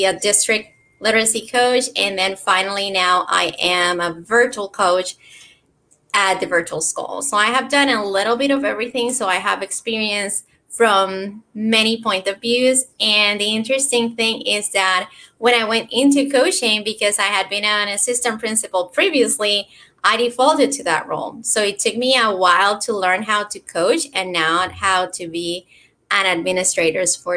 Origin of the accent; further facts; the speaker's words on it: Puerto Rico; accent: Puerto Rican; moved away as an adult; also born or lived in Florida; I started in education over 20 years ago in Puerto Rico. That's where I'm from, and that's where my accent is from